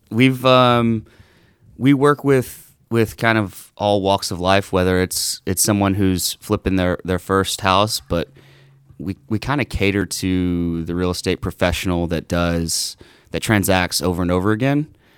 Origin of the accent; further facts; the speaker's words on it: Southeast Texas, United States; I grew up in Southeast Texas